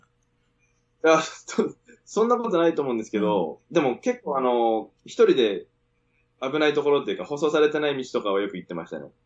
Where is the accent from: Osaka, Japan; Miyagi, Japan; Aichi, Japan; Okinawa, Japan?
Miyagi, Japan; Sendai; moved away; also born or lived in Sydney, Australia; 出身仙台です